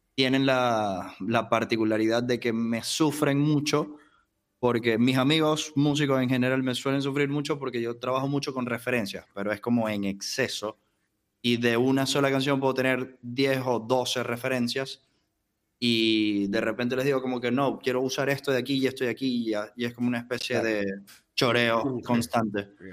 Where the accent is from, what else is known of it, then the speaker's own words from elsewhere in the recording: Maracaibo, Zulia, Venezuela; now in Buenos Aires, Argentina; Mi documento diría que soy de Venezuela, de una ciudad llamada Maracaibo.